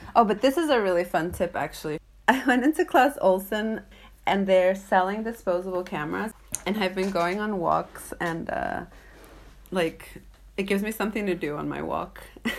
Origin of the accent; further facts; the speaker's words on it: Pompano Beach, Florida, United States; moved away as an adult; also born or lived in Japan / New York; now in Norway; growing up in South Florida